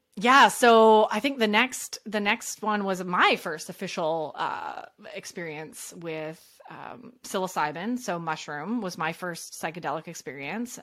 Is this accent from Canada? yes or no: yes; Canada; I'm Canadian.